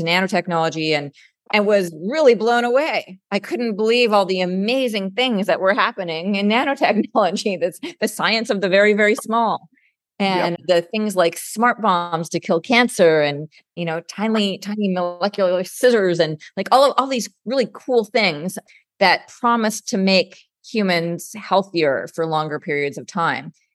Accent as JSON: {"language": "English", "country": "Canada", "also_born_or_lived": "San Francisco, United States", "moved": "as an adult", "lives_now": "United States", "said": "I'm originally Canadian"}